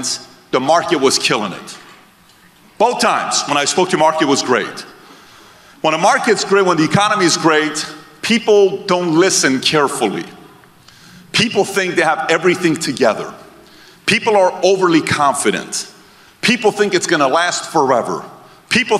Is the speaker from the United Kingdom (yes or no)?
no; Iran; now in United States; Born and raised in Iran